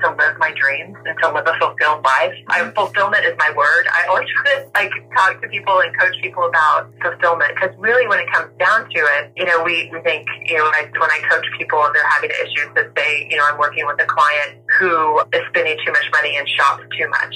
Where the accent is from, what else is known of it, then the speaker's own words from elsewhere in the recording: the South, United States; accent: southern; My southern accent comes out a little bit